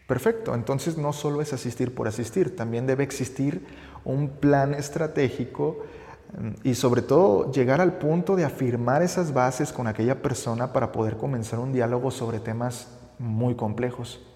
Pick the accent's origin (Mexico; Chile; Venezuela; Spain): Mexico; como buenos mexicanos nos encanta conocer la arquitectura de algunos templos católicos